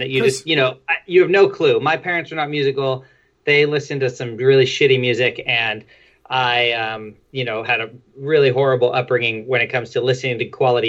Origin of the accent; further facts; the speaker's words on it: Fremont, California, United States; I was in Fremont, California. So it's right near where I live now